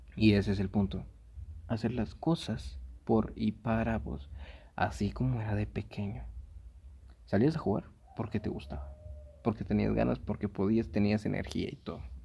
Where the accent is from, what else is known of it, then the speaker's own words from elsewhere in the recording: Guatemala; Aquí en Guate, yo soy de Guate